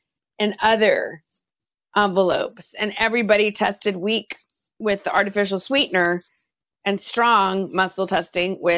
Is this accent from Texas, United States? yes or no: yes; Texas, United States; I grew up in Texas where I was constantly told I was too much